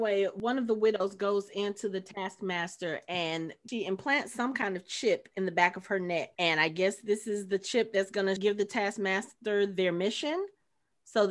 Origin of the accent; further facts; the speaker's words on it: United States; I'm American